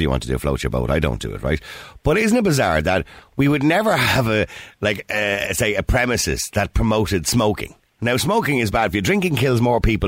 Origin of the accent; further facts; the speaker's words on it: Ireland; we're Irish